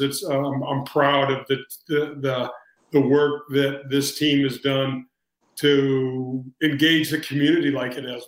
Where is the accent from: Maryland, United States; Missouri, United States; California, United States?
Missouri, United States; St. Louis; I grew up in the North County area